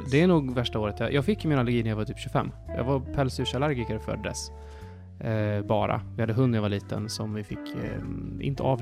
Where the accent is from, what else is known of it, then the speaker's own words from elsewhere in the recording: Norra Hästra, Jönköping County, Sweden; born there; Jag eh, är född i Småland faktiskt.